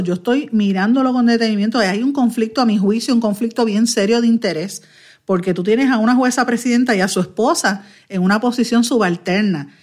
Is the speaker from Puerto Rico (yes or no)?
yes; Guaynabo, Puerto Rico; yo soy natural de Guaynabo